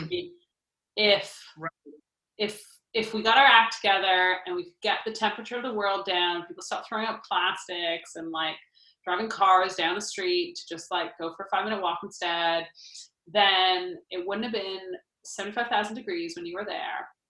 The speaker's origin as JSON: {"language": "English", "country": "Canada", "said": "no one knows we're Canadian"}